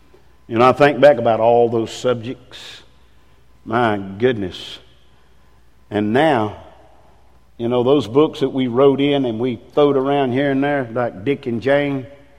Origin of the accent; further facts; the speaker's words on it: England, United Kingdom; Man, I mean, I'm English.